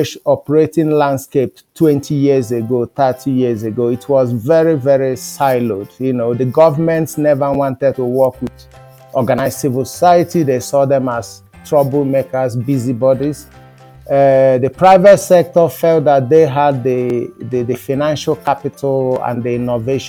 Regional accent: Nigeria; being an African, growing up in Nigeria, where I was born

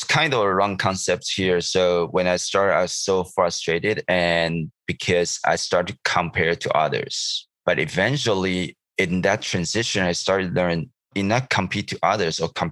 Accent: Taichung, Taiwan; English is a second language; moved away as an adult; also born or lived in Kaohsiung, Taiwan; now in Vancouver, Canada; my high school is not in my hometown. I live in the city of Taichung, which is the middle of Taiwan

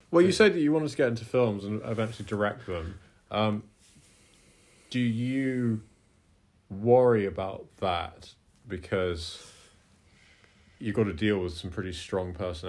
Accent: Scotland, United Kingdom; You and I grew up partially in Scotland, where getting dark at 9 is pretty normal, that part of the world.

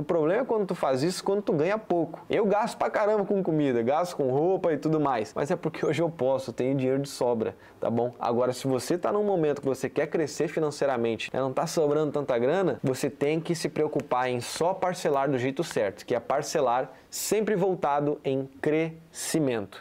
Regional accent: Florianópolis, Santa Catarina, Brazil; eu sou aqui de Floripa, tô morando aqui em Jurerê

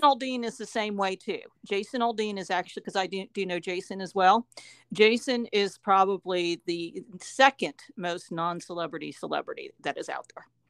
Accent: Upper Arlington, Ohio, United States; now in Nashville, United States; I grew up in Upper Arlington, Ohio

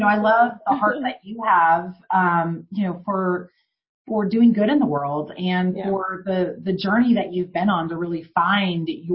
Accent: Houston, Texas, United States; I grew up in Houston

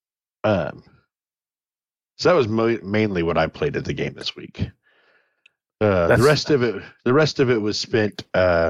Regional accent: Indiana, United States; moved away; I grew up like in Indiana

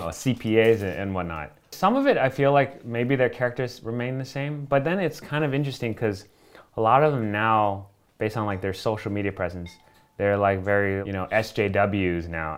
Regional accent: Miami, Florida, United States; moved away; I grew up in Florida

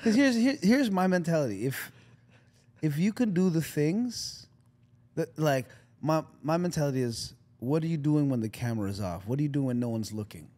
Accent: Canada; I'm Canadian.

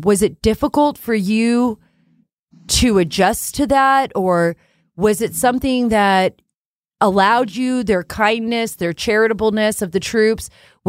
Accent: Jeddah, Makkah Province, Saudi Arabia; I grew up in Saudi Arabia, but as an American, my father worked in the kingdom, and I spent like the most formidable years of my life, my childhood there in Jeddah.

